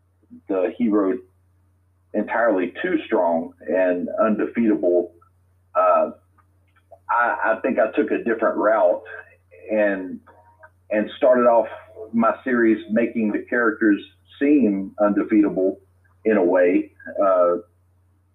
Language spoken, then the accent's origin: English; Lecompte, Louisiana, United States; also born or lived in Alexandria, Louisiana / Forest Hill, Louisiana / Woodworth, Louisiana; I was born in Alexandria, Louisiana, and raised just south of there in a little town named LeCount and Forest Hill, and I currently live in Woodworth, Louisiana now